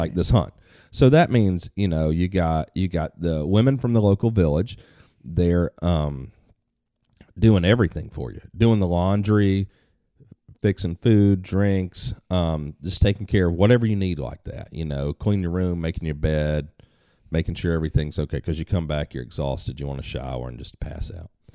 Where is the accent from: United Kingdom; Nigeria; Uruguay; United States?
United States